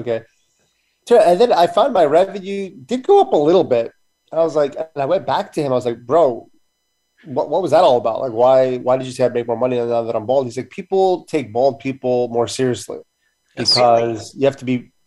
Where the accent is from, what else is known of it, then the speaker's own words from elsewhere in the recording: San Francisco, California, United States; I was born in San Francisco.